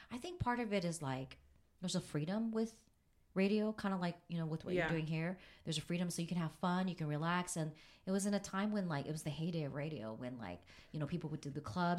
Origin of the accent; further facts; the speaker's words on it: California, United States; I mean, I grew up in Southern California.